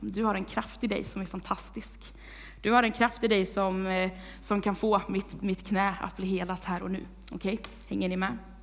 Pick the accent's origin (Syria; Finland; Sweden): Sweden; Vargön, Västra Götaland; moved away as an adult; now in Tibro, Sweden; jag kommer från Vargön